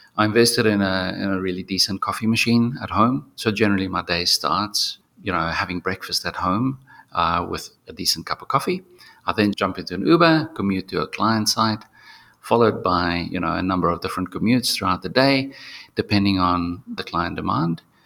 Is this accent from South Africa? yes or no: yes; South Africa; I was born in South Africa, but um, yeah, my ancestors are from Germany.